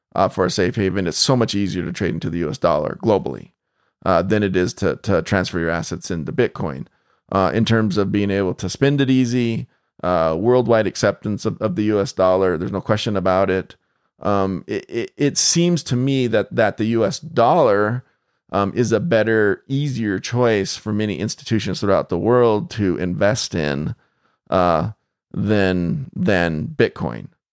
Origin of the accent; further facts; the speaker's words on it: United States; as an American